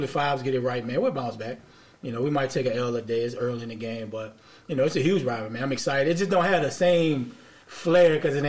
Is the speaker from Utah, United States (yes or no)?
no; New Orleans, Louisiana, United States; growing up in New Orleans